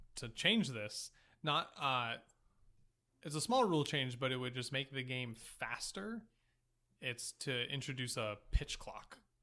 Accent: Boston, Massachusetts, United States; I am from Boston

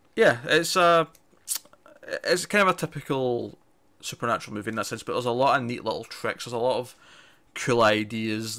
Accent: Scotland, United Kingdom; If you can't recognize my accent, I'm Scottish.

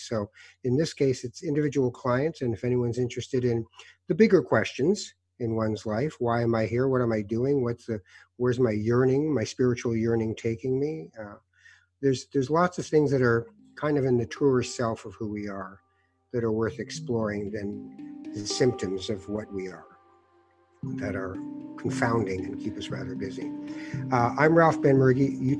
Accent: Canada; And as a Canadian, you're like, what's in it for you? What do you want?

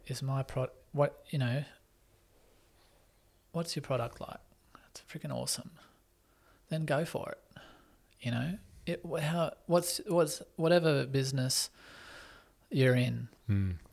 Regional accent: Australia; also born or lived in Sydney; now in Newcastle, Australia; growing up in Australia where opportunities galore

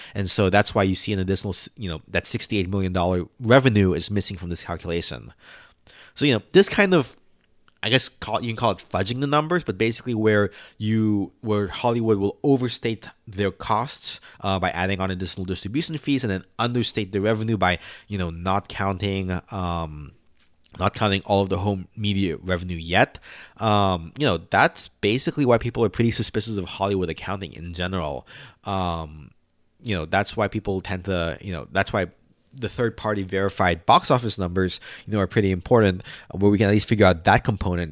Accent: Philippines; now in United States; I'm Filipino

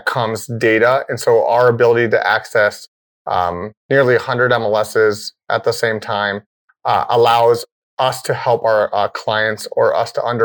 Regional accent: California, United States; moved away as an adult; also born or lived in Vancouver, Canada; now in Scottsdale, United States; Originally born and raised in California

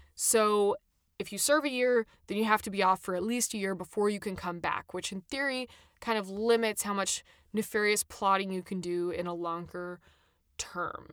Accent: United States; as an American

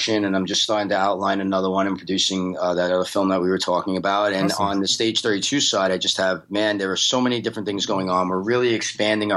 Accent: New York, United States; now in Los Angeles, United States; I'm from New York, but I'm based in LA now.

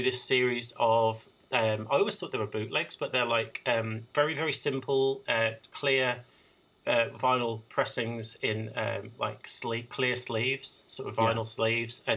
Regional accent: Birmingham, West Midlands, United Kingdom; my hometown of Birmingham

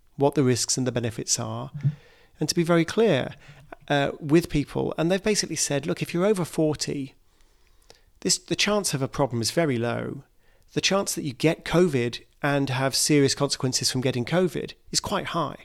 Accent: United Kingdom; my home country, the UK

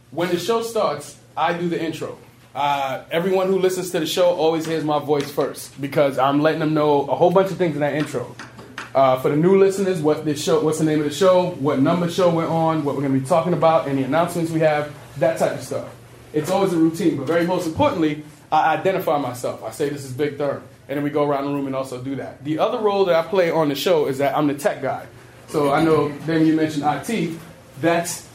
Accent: New York City, New York, United States; I was born and raised in the Bronx. Grew up in the city

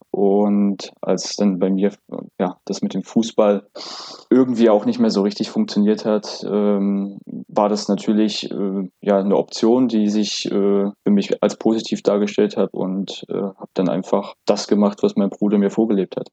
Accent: Plauen, Saxony, Germany; moved away as an adult; also born or lived in Syrau; now in Berlin, Germany; ich bin in Plauen geboren in Sachsen und dann wenige Kilometer weiter in Syrau, beim SC Syrau, äh, habe ich äh, meine sportliche Grundlage erfahren

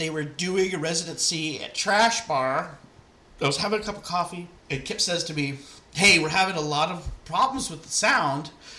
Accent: Walnut Creek, California, United States; moved away as an adult; also born or lived in New York; I grew up in Walnut Creek in the Bay.

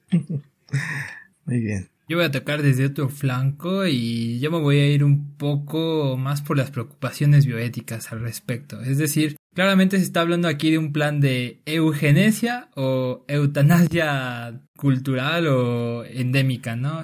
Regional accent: Mexico; somos los mexicanos

